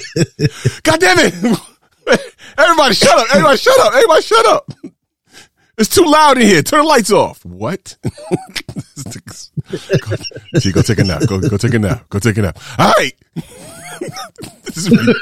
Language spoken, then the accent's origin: English; New York City, New York, United States; moved away as an adult; also born or lived in Atlanta / Pittsburgh / Tampa Bay / Chicago; Born and raised in New York City, but I spent time in Atlanta